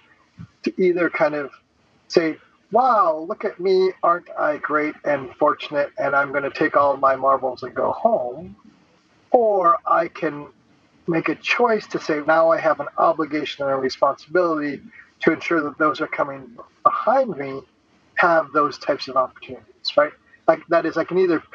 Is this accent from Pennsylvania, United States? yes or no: no; St. Paul, Minnesota, United States; I'm a fourth generation Japanese American that was born and raised in St. Paul, Minnesota